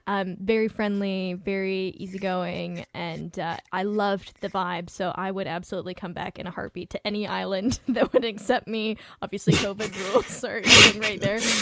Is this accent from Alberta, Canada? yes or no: no; Vancouver, British Columbia, Canada; I'm from Vancouver